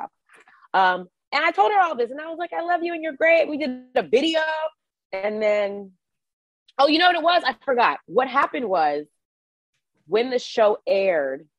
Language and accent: English; Georgia, United States; moved away; So I'm originally a Georgia peach. I'm from Georgia.